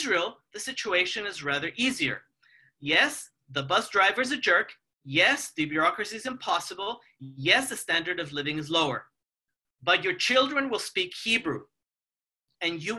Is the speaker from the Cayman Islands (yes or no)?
no; Mexico; moved away; I come from Mexico